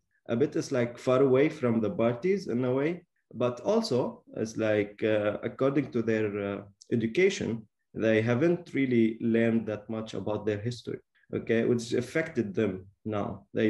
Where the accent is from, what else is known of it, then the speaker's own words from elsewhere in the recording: Suwayda, As-Suwayda Governorate, Syria; moved away as an adult; now in Beirut, Lebanon; I am from Syria, South Syria, Swaida. I have been living in Lebanon since 2011.